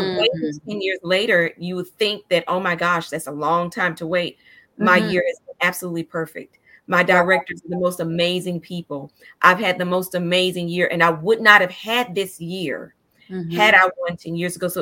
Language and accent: English; Chattanooga, Tennessee, United States; I'm from Chattanooga and Tennessee